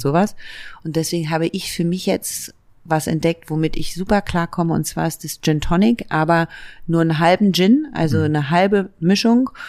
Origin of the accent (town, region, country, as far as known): Berlin, Germany; born or raised there; also born or lived in Leipzig